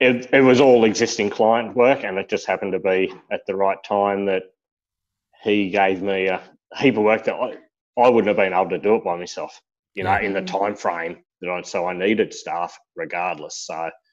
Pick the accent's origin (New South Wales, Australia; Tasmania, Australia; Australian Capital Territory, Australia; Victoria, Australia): New South Wales, Australia; Blue Mountains, west of Sydney; moved away as an adult; now in Queensland, Australia; I'm originally from the Blue Mountains, west of Sydney